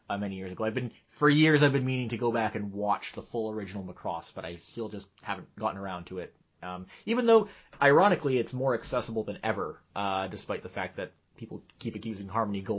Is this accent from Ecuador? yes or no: no; Japan; born there; I was born in Japan.